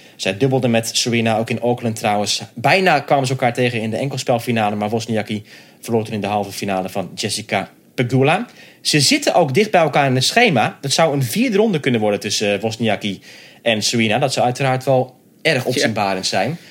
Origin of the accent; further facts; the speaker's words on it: Netherlands; voor ons als Nederlanders